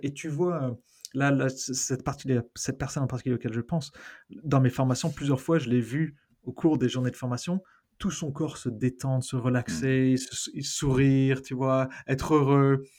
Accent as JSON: {"language": "French", "country": "France", "also_born_or_lived": "London", "moved": "as an adult", "lives_now": "Australia", "said": "être français, je suis australien aussi maintenant"}